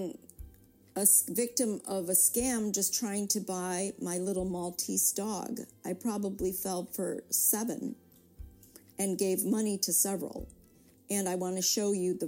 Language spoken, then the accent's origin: English; United States; I'm Korean American. I was born here.